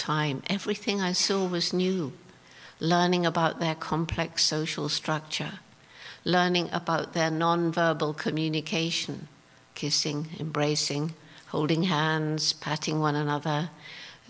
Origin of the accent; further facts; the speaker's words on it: England, United Kingdom; moved away as an adult; also born or lived in Tanzania; I was straight out from England